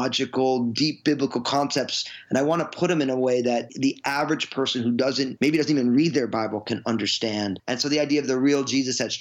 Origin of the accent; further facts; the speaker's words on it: Northeast, United States; also born or lived in New Jersey; now in Washington, United States; I grew up in the Northeast, all kind of Italian, a non-Christian Catholic family.